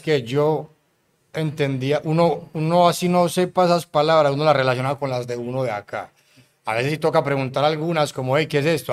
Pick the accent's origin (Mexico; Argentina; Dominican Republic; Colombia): Colombia; Medellín, Antioquia; vengo de Medellín